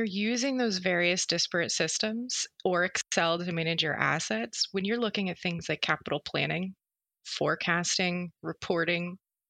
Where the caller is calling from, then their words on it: Philadelphia, Pennsylvania, United States; I am joining you from Philadelphia, Pennsylvania, and it's quite nice here today.